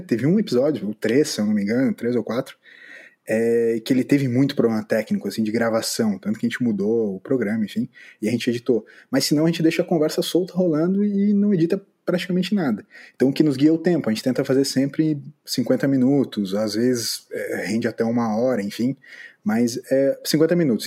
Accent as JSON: {"language": "Portuguese", "town": "São Leopoldo", "region": "Rio Grande do Sul", "country": "Brazil", "moved": "as an adult", "lives_now": "Florianópolis, Brazil", "said": "moro em Florianópolis nesse momento. Sou de São Leopoldo"}